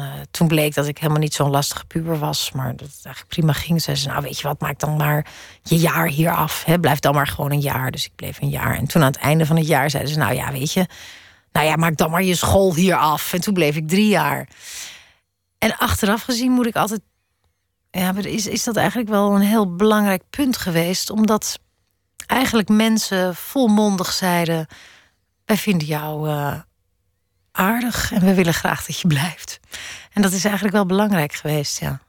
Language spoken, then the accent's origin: Dutch; Netherlands; moved away as an adult; also born or lived in Amsterdam; now in Brussels, Belgium; als Nederlander